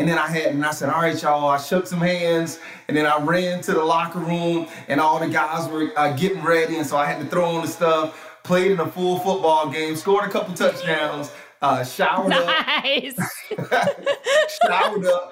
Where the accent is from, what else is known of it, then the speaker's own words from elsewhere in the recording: Atlanta, Georgia, United States; growing up in South Atlanta